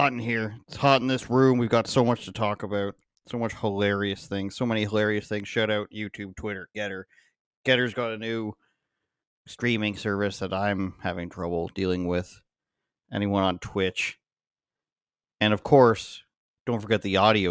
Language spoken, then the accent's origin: English; Oshawa, Ontario, Canada; moved away; my hometown, Oshawa, Ontario, Canada